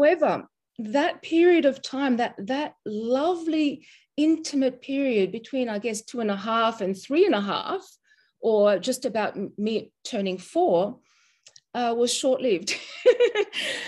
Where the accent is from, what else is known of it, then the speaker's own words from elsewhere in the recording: Mauritius; when I was born. That's 51 years ago. And I'm from Mauritius, and my mother was Mauritian